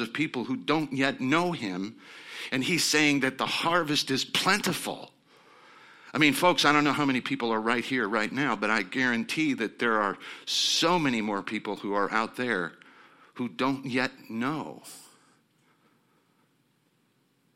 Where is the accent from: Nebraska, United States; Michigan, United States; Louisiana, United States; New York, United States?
Nebraska, United States; I'm coming from Nebraska, which is on the border of Iowa.